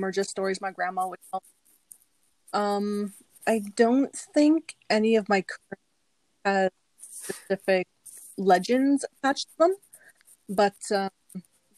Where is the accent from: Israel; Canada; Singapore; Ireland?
Canada; Sheshegwaning First Nation, Ontario; I'm from Shishigwaning First Nation.